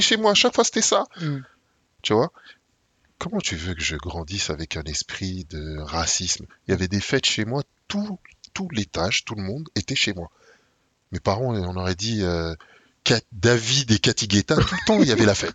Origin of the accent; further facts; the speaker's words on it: Saint-Ouen, Île-de-France, France; j'ai grandi à Saint-Ouen